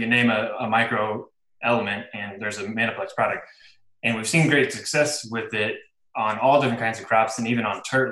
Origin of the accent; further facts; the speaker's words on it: Illinois, United States; I'm from Illinois, and here in the Midwest